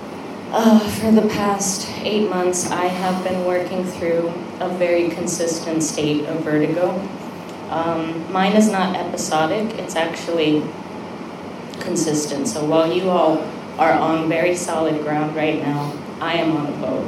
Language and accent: English; United States; I have Korean parents. I'm Korean American